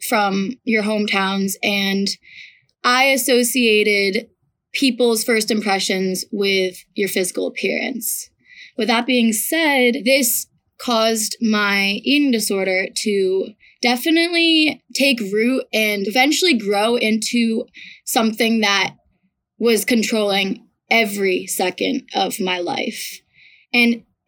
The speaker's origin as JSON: {"language": "English", "town": "Ridgefield", "region": "Connecticut", "country": "United States", "said": "I am from Ridgefield, Connecticut."}